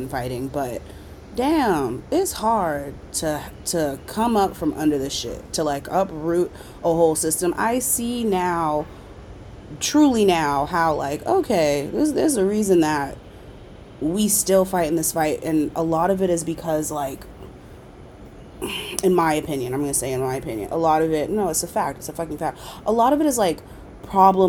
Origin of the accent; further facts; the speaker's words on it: North Charleston, South Carolina, United States; moved away as an adult; Walter Scott was murdered on camera by a cop in my hometown